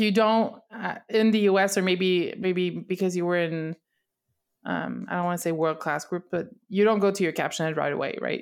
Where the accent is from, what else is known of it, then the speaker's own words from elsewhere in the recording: Canada; English is a second language; I'm from Canada. I speak mostly French, or at least that's what I'm the most comfortable in.